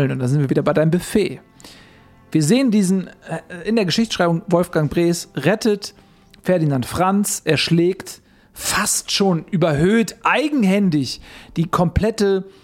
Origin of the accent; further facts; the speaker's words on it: Austria; born there; ich bin gebürtiger Österreicher